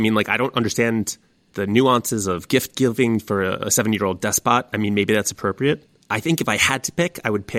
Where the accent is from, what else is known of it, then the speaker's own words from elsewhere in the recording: United States; as an American, I also feel entitled for an audience with the Pope.